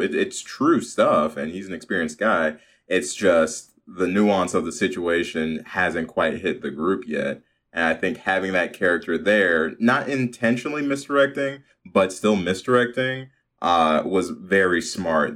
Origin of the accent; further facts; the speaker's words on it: Chicago, Illinois, United States; growing up in Chicago.